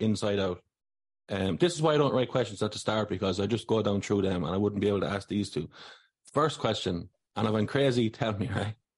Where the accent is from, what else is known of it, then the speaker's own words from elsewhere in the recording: Athlone, Westmeath, Ireland; I'm from Athlone. I'm from the Big Smoke.